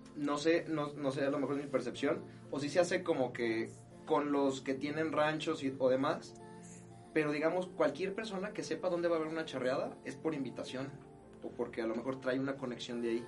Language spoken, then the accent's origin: Spanish; Mexico; como mexicano